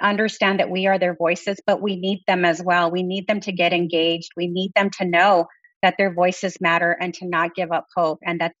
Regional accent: Texas, United States; I come from Texas

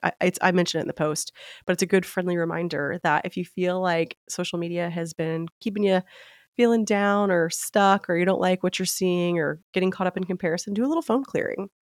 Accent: Memphis, Tennessee, United States; moved away as an adult; also born or lived in Nashville, Tennessee; now in Palm Beach, United States; I am from Tennessee, born and raised in Memphis

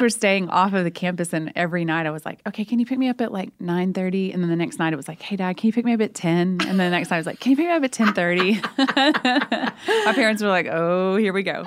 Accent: Oklahoma, United States; we're both from Oklahoma

